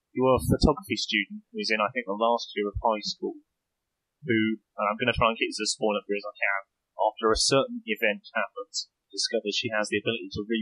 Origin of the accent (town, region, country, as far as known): west of London, South East England, United Kingdom; accent: British